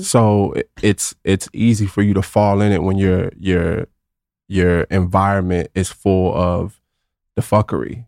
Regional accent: Garland, Texas, United States; also born or lived in Austin, Texas; from Garland, Texas, not too far from here, right outside of Dallas

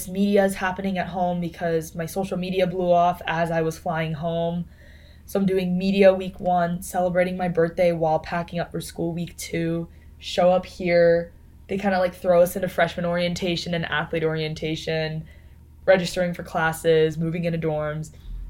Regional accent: Las Vegas, Nevada, United States; moved away as an adult; now in Austin, United States; I come home to Vegas for 2 weeks. In Vegas, my hometown

